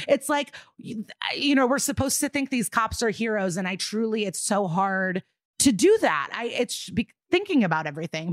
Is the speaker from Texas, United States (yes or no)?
no; Skokie, Illinois, United States; growing up in Skokie, like this is it's it's an it's just like a quintessential suburban looking neighborhood.